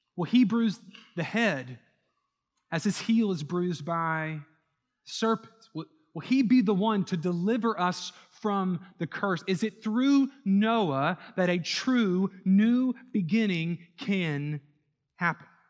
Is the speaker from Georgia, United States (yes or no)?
no; New Orleans, Louisiana, United States; also born or lived in Houston; New Orleans, my hometown